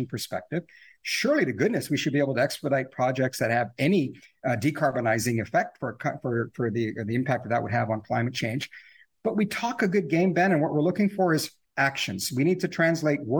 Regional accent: Canada; as Canadian people

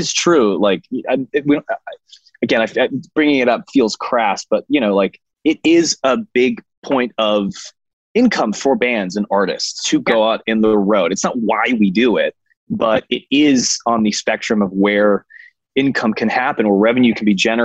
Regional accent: San Francisco, California, United States; outside of where I grew up in San Francisco

